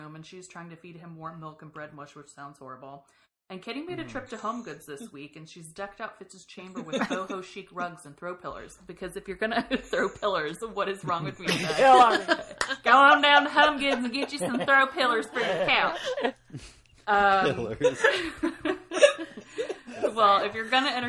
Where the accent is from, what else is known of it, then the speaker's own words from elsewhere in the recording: the South, United States; I'm from the South.